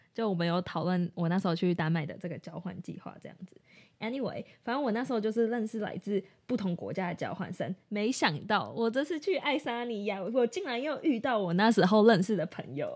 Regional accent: Taiwan; 我们是台湾人

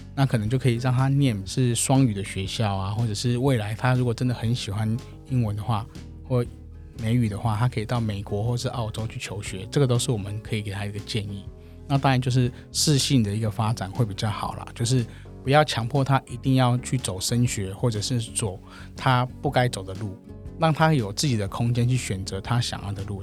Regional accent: Hsinchu, Taiwan; moved away as an adult; now in Taipei, Taiwan; 我本身是新竹人，大家在粉砖上面也会看到嗯。我是新竹的客家人

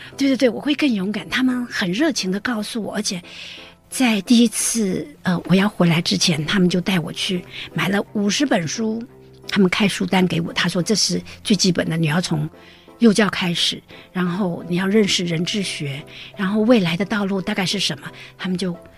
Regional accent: Taipei, Taiwan; moved away as an adult; also born or lived in United States; now in Taichung, Taiwan; 我原来是台北人

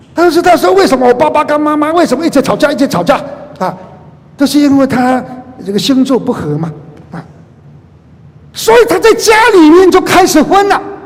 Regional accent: Taiwan; 我在马街医院出生的

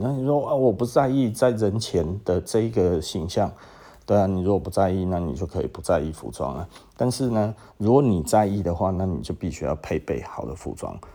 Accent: Taiwan; 因为我就是台湾人啊

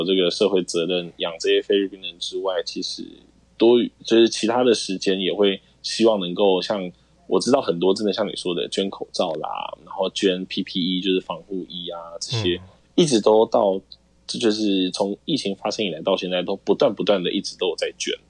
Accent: Taiwan; now in Philippines; 我是台湾人

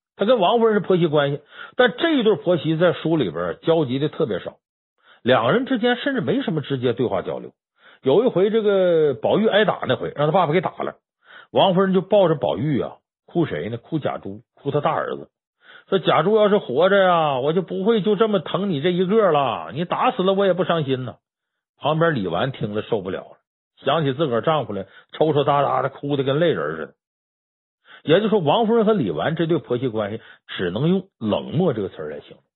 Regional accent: Heilongjiang, China; 我是黑龙江人

